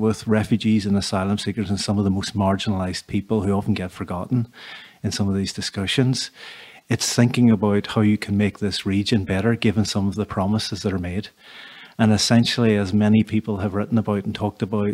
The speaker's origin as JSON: {"language": "English", "town": "Derry", "region": "Northern Ireland", "country": "United Kingdom", "tie": "born or raised there", "said": "I was born and brought up in Derry"}